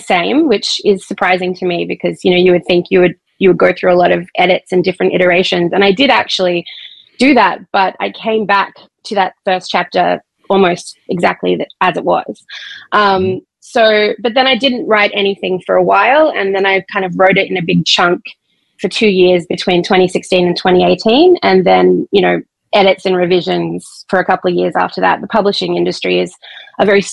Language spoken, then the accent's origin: English; Brisbane, Queensland, Australia; I grew up in Brisbane, which is Australia's third largest city